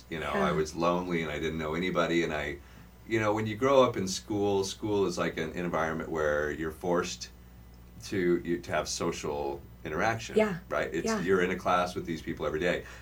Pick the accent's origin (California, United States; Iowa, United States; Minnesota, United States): California, United States; Riverside; also born or lived in Orange County, California; I born and raised in Riverside, California.